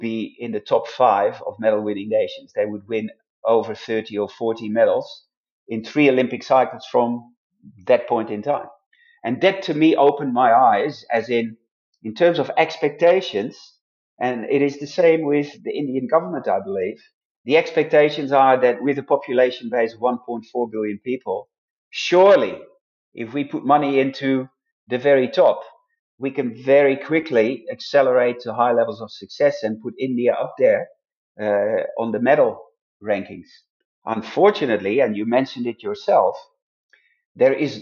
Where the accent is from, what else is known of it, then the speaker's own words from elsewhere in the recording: Netherlands; moved away; my home country, where I originally came from, the Netherlands